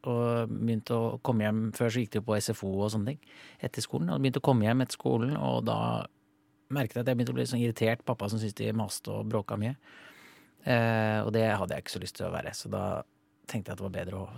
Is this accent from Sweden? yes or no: yes; Sweden; Norwegian is a second language; now in Norway; jeg kommer jo fra Sverige